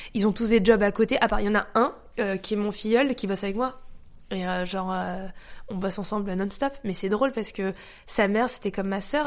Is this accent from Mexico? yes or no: no; France; also born or lived in Paris 13th arrondissement (birth); Je suis née en France, ma mère a passé son temps à me rabâcher j'étais française. J'étais dans une école privée catho française, dans un bled français